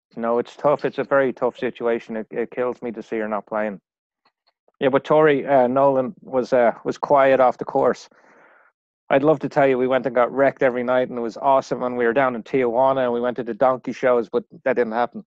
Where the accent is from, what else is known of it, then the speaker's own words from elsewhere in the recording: Dublin, Leinster, Ireland; moved away; Ricky and I grew up together in Ireland